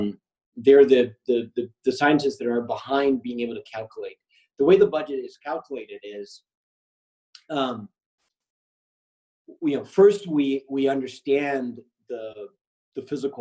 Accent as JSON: {"language": "English", "country": "Argentina", "said": "I'm from Argentina."}